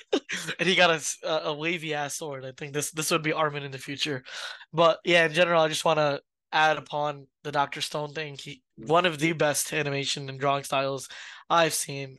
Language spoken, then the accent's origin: English; New York, United States; we from New York